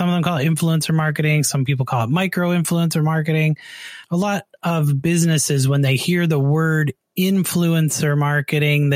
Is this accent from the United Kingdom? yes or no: no; Canada; I'm from Canada